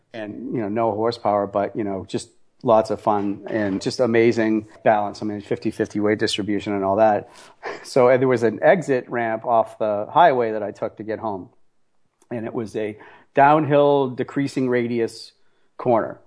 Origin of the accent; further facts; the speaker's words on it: Boston, Massachusetts, United States; I'm an Italian from Boston